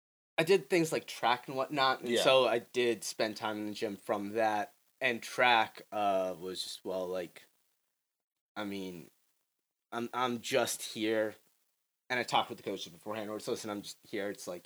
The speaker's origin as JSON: {"language": "English", "area": "Howard County", "region": "Maryland", "country": "United States", "tie": "born or raised there"}